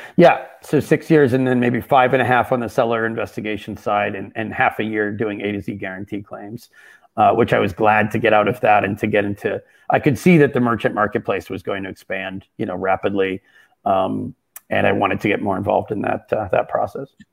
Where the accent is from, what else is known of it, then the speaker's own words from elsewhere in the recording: Boston, Massachusetts, United States; moved away as an adult; also born or lived in Berkeley, California / Seattle / Brooklyn, New York; I'm originally from the Boston area, and that's where I currently reside